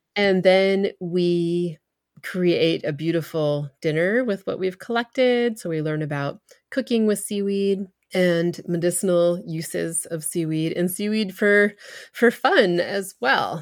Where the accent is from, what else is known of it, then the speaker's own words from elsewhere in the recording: New Hampshire, United States; I grew up in New Hampshire, which is the granite state